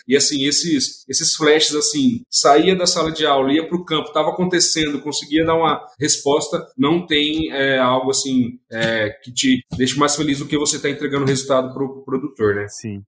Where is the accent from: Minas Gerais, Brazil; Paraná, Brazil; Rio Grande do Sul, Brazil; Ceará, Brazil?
Paraná, Brazil; Nova Esperança; sou natural lá do Paraná, de uma cidade chamada Nova Esperança, fica ali próximo a Maringá, Londrina